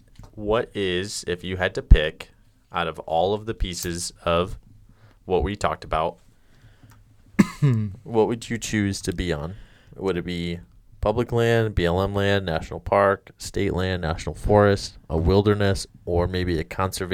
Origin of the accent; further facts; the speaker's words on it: Detroit, Michigan, United States; I'm from Detroit.